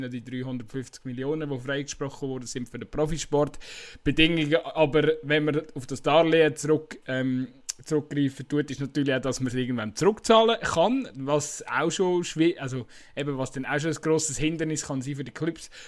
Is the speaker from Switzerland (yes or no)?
yes; Switzerland; ich finde, man muss sich das irgendwie als äh, Schweizer Fußballfan auch einfach ein Stück weit bewusst sein